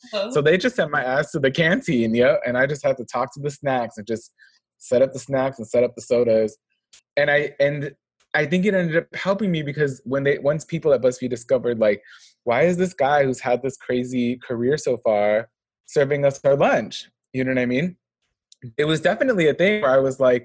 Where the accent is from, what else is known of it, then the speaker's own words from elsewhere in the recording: Los Angeles, California, United States; I'm from motherfucking LA, the 323